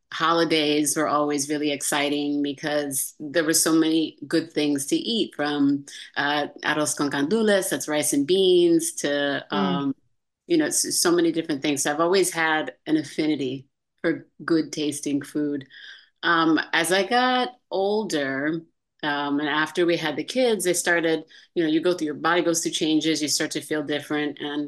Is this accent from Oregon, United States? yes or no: no; Amsterdam, New York, United States; born there; also born or lived in Virginia / Florida; now in California, United States; So I was born in Amsterdam, New York, upstate New York.